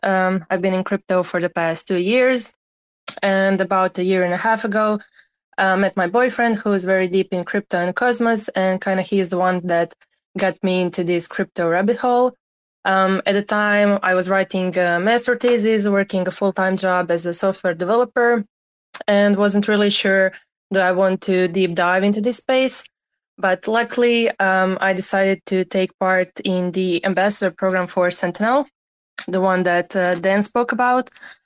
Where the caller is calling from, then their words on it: Croatia; English is a second language; So I'm speaking from Croatia. We got heat wave after heat wave here, so it was pretty fun.